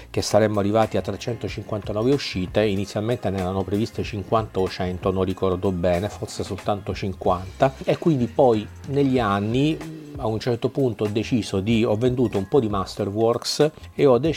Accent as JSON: {"language": "Italian", "town": "Palermo", "region": "Sicily", "country": "Italy", "tie": "born or raised there", "said": "sono sono via, sono a Palermo, mia città natale, eh, dove rimarrò alcuni giorni."}